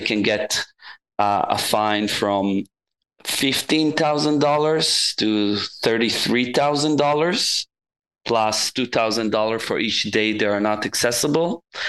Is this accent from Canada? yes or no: no; Israel; I'm from Israel.